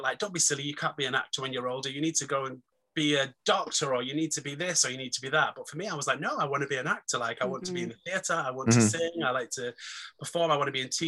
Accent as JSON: {"language": "English", "town": "Manchester", "region": "North West England", "country": "United Kingdom", "tie": "born or raised there", "said": "I'm from Manchester, so I'm a northern lad"}